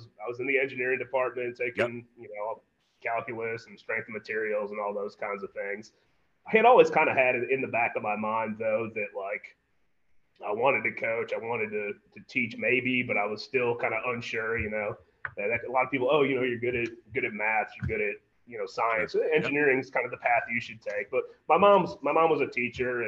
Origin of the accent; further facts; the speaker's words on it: Berea, Ohio, United States; moved away as an adult; now in Houston, United States; Berea High right in my hometown